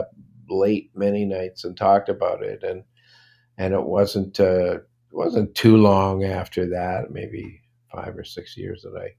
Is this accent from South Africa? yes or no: no; Toronto, Ontario, Canada; also born or lived in Brooklyn, New York; I was born in Brooklyn, but I basically grew up in Toronto.